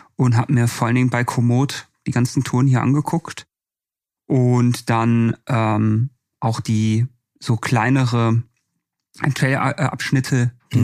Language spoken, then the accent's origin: German; Bochum, North Rhine-Westphalia, Germany; now in Stuttgart, Germany; meine Heimat Bochum